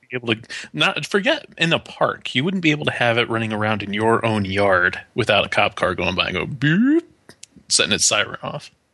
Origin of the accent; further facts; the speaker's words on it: Watertown, New York, United States; growing up in Watertown, New York.